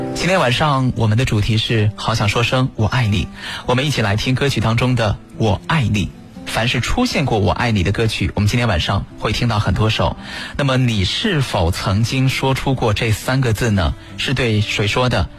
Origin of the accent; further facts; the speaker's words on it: China; 我们中国人不一样，我们表达爱的方式是非常含蓄的